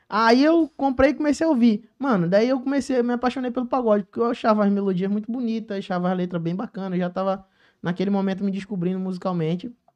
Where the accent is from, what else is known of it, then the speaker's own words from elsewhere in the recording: Joaquim Nabuco, Pernambuco, Brazil; now in Rio de Janeiro, Brazil; eu sou cria lá de Joaquim Nabuco, Pernambuco, minha terra, lugar que eu tanto amo